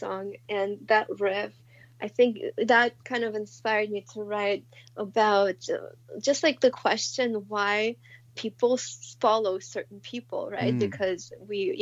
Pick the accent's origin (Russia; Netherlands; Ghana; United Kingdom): Russia; Moscow; moved away; I grew up in Moscow